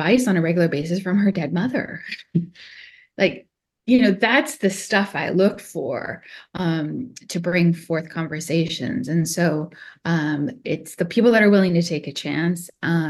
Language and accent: English; Canada; I'm secretly Canadian